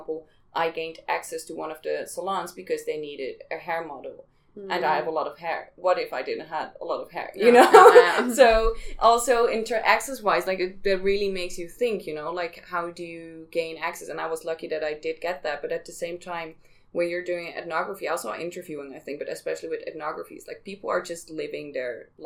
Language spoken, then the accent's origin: English; Amsterdam, North Holland, Netherlands; I'm from Amsterdam